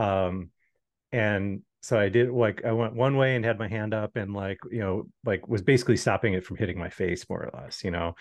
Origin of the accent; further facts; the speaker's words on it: Midwest, United States; moved away; growing up in the Midwest